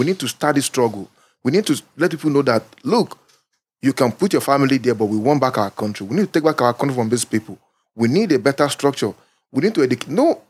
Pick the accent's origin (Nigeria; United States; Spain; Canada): Nigeria; I've been voting since 1999 to date. What have I achieved as a Nigerian? Nothing. The only thing is just that I achieved is just I'm using that passport to travel.